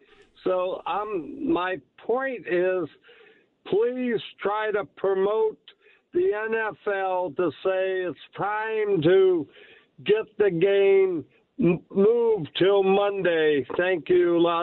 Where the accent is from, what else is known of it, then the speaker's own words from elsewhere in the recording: Pittsburgh, Pennsylvania, United States; You know, I'm a Buffalo fan all the way, but I'm also from Pittsburgh, living there a long time ago.